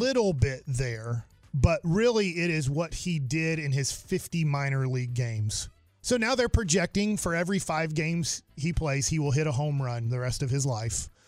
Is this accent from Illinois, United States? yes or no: no; Duncanville, Texas, United States; I grew up in Duncanville